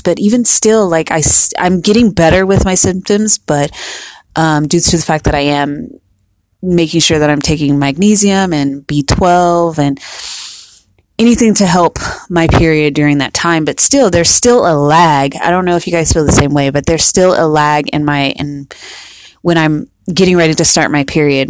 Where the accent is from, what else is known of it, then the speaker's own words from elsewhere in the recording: United States; we're from here, we're from America